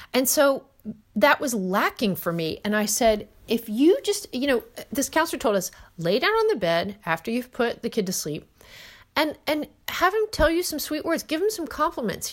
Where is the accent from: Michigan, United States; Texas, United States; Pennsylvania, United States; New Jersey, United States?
New Jersey, United States; I'm from New Jersey